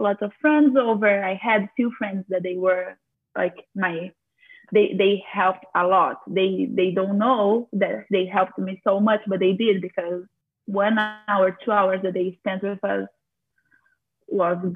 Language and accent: English; Brazil; now in Florida, United States; I'm from Brazil, and this is something that impacted us a lot because my entire family is from Brazil and they are all there.